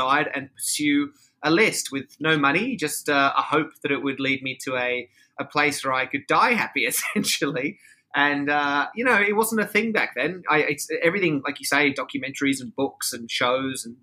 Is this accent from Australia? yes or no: yes; Sydney, New South Wales, Australia; now in Los Angeles, United States; I am from Australia. I'm from Sydney.